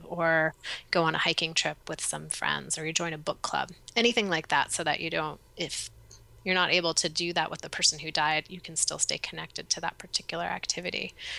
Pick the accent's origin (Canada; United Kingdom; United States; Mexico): United States; East Coast; now in Portland, United States; growing up on the East Coast